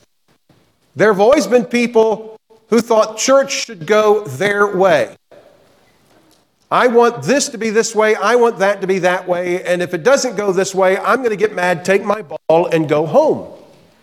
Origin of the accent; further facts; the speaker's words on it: Florida, United States; moved away; also born or lived in the Carolinas; growing up in Florida, I did a lot of fishing. My dad had a boat, and on any given weekend, we would be out in Tampa Bay or out in the Gulf